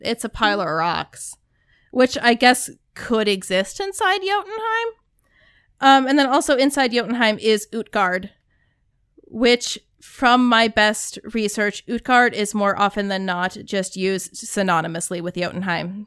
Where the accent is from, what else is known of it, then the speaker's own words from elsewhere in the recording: Arizona, United States; also born or lived in Minnesota; I grew up in Arizona